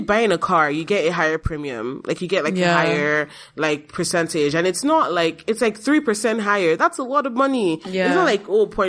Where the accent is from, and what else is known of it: Nigeria; now in Canada